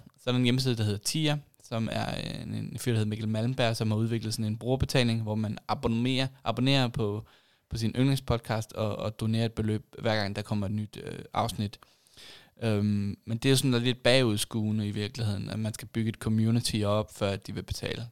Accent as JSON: {"language": "Danish", "area": "Lolland", "region": "Zealand", "country": "Denmark", "tie": "born or raised there", "also_born_or_lived": "Aarhus / Copenhagen", "moved": "as an adult", "said": "jeg voksede op på Lolland"}